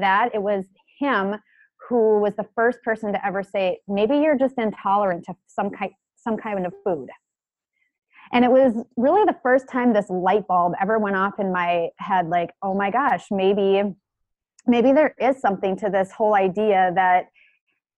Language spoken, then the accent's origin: English; about an hour from Minneapolis, Minnesota, United States; my hometown, which is where we live now, up to Minneapolis, which is about an hour from my hometown